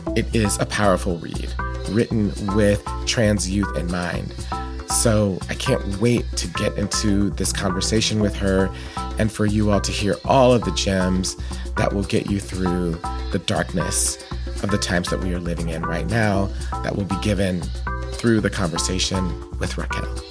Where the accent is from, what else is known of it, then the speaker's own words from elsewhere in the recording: Atlanta, Georgia, United States; I knew Black Catholics growing up in Atlanta